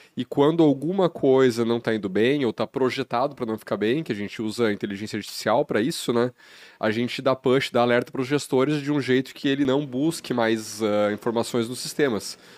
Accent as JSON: {"language": "Portuguese", "town": "Carazinho", "region": "Rio Grande do Sul", "country": "Brazil", "tie": "born or raised there", "also_born_or_lived": "Passo Fundo", "moved": "as an adult", "said": "eu nasci no Rio Grande do Sul"}